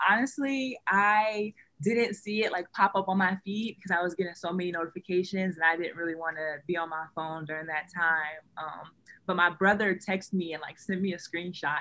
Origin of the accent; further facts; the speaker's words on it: Ohio, United States; moved away as an adult; now in Michigan, United States; I'm from Ohio